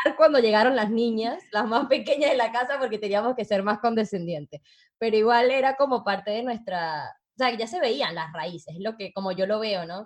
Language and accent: Spanish; Venezuela; now in Uruguay; soy venezolana